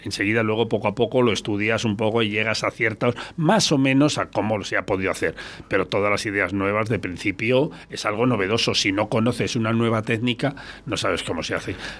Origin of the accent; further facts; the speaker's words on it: Arroyo de la Encomienda, Castile and León, Spain; en mi pueblo, en Arroyo, donde estamos ahora